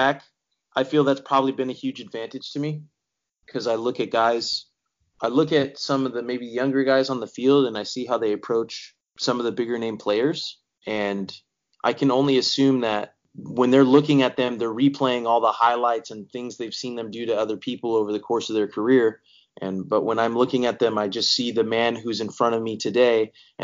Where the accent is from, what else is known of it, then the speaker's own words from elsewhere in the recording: Bakersfield, California, United States; growing up in Bakersfield, California, that's not the soccer mecca of the world